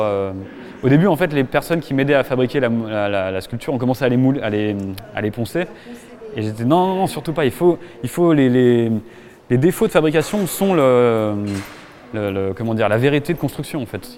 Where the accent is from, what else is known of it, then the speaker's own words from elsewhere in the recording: Annecy, Auvergne-Rhône-Alpes, France; now in Paris, France; je suis né du coup à Annecy en 87